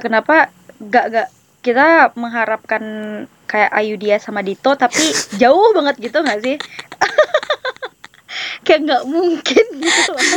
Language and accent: Indonesian; West Sumatra, Indonesia; moved away as an adult; also born or lived in Yogyakarta; now in Jakarta, Indonesia; aku orang Sumatera Barat nih. Aku tinggal di Kabupaten Darmasraya.